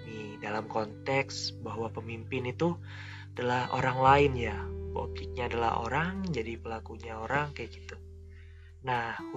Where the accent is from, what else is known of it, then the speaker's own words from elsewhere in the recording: East Kalimantan, Indonesia; now in Malang, Indonesia; Kenalin, aku …, yang asalnya dari Kalimantan Timur, Kabupaten Pasir. Sekarang lagi tinggal di Malang, lagi kuliah di Malang.